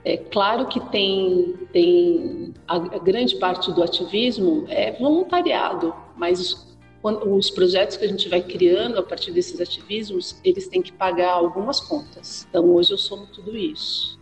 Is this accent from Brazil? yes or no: yes; São Paulo, Brazil; nasci na periferia, nasci na Vila